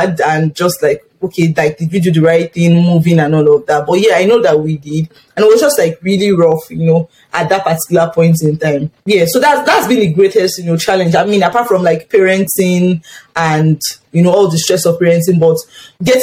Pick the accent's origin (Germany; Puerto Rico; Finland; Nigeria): Nigeria; moved away as an adult; now in Canada; I'm in Nigeria, once they heard that I was in Nigeria